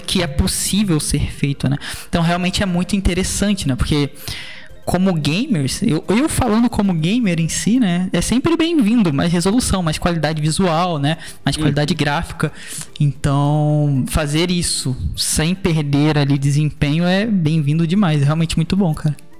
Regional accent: Brazil; eu sou brasileiro também

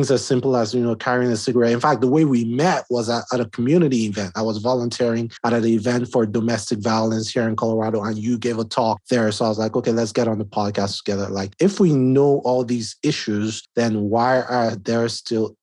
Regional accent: Nigeria; moved away as an adult; now in United States; I'm Nigerian, right? I mean, I've been in the U.S. for like 5 years now

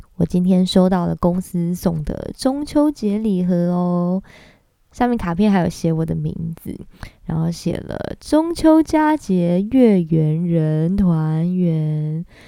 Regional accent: Kaohsiung, Taiwan; moved away as an adult; now in Taipei, Taiwan; 我是高雄人嘛

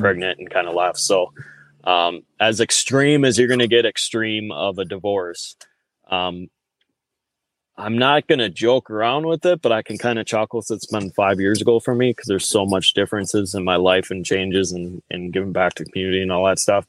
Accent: Wisconsin, United States; I grew up in the Upper Midwest here, guys. So um, I'm a true blooded Wisconsinite

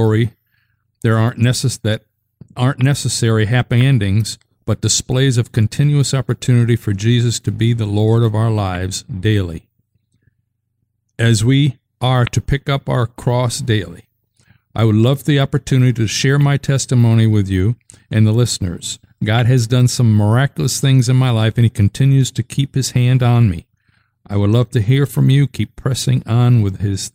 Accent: Massachusetts, United States; Massachusetts. All right, my home state

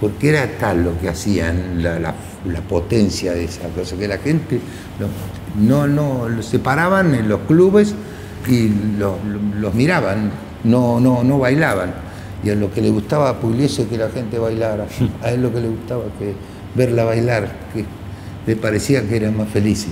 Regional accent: Argentina; yo soy un ciudadano argentino

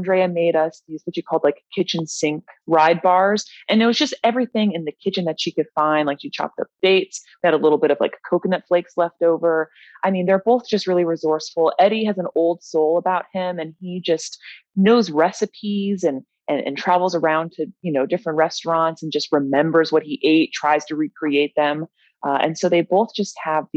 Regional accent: Charlottesville, Virginia, United States; now in Richmond, United States; I am from Charlottesville, Virginia, but I live in Richmond now

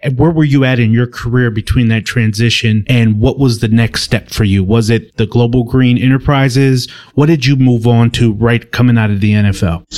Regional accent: Milwaukee, Wisconsin, United States; I was born and raised in Milwaukee, Wisconsin

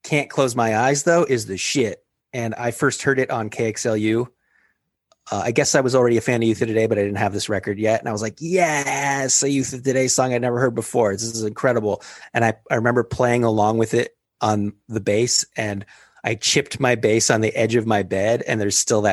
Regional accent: West Coast, United States; I'm from the West Coast

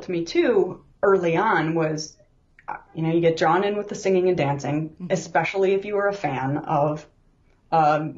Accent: United States; I'm an American

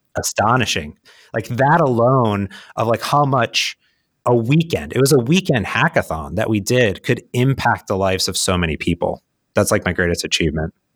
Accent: Midwest, United States; also born or lived in Phoenix; now in Seattle, United States; I grew up in the Midwest

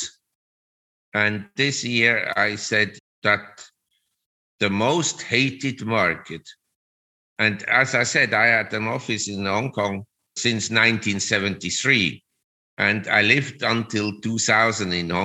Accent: Zurich, Switzerland; moved away as an adult; now in Thailand; Originally, I'm from Switzerland

